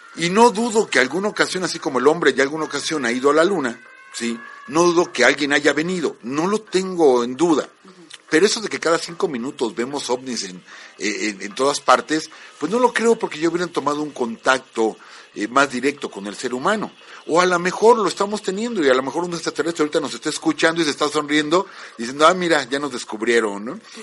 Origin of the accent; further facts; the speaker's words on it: Mexico; como mexicanos